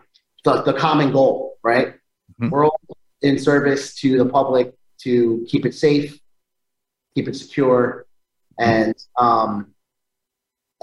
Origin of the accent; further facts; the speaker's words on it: Rockland County, New York, United States; I'm of Italian and Spanish descent, raised by my single mother. I have two sisters. And I was born here in New York, Rockland County, where I spent most of my life